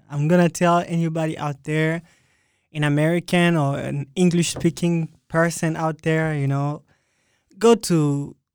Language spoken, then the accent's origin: English; Republic of the Congo; Republic, Republic, of, of Congo. Congo.